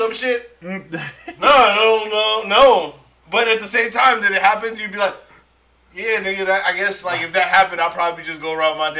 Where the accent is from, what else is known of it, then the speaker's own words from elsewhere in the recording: San Francisco, California, United States; I'm from San Francisco, born and raised.